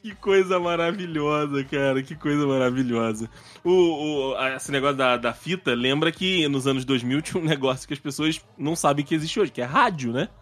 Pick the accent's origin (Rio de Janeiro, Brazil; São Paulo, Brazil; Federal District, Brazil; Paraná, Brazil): Rio de Janeiro, Brazil; quando eu era menor, quando eu era garoto, é, no Rio